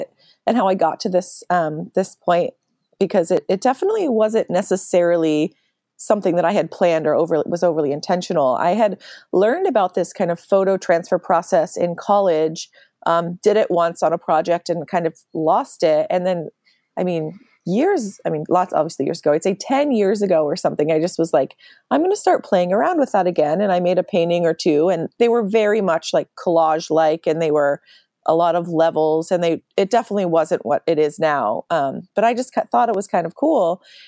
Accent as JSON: {"language": "English", "town": "Philadelphia", "region": "Pennsylvania", "country": "United States", "said": "And I'm originally from Philadelphia, suburb."}